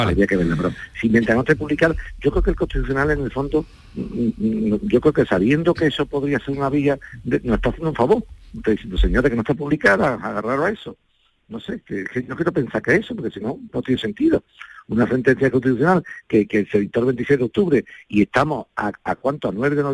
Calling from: Andalusia, Spain; yo estoy a punto de comprar un solar en mi pueblo aquí en Sevilla, un pueblo de Sevilla.

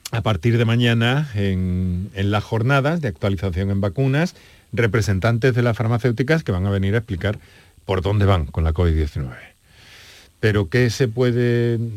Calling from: Córdoba, Andalusia, Spain; de Córdoba.

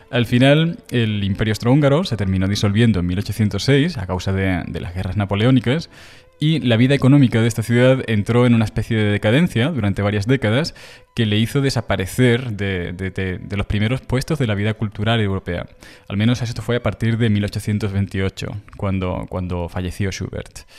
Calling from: Toledo, Castilla-La Mancha, Spain; Hola Juan, ¿qué hay? … de Toledo.

